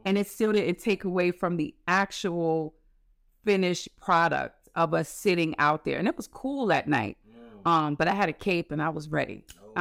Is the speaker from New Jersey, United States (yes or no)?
no; New York City, New York, United States; also born or lived in Queens; I was born in Queens, raised in the Bronx